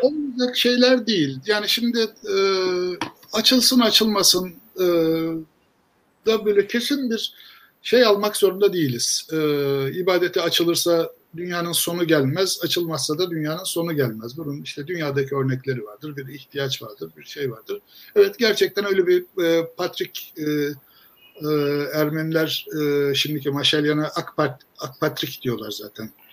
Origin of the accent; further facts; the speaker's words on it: Istanbul, Turkey; ben İstanbulluyum